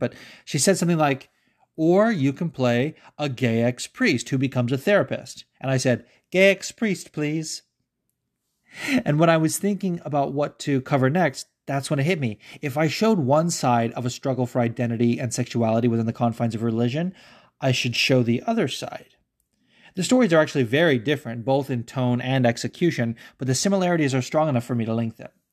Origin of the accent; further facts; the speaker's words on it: United States; as an American